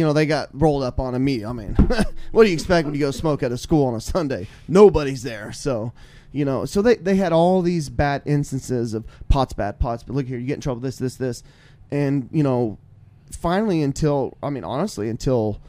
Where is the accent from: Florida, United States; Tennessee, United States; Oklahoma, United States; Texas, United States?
Oklahoma, United States; Tulsa; I'm born and raised here in Tulsa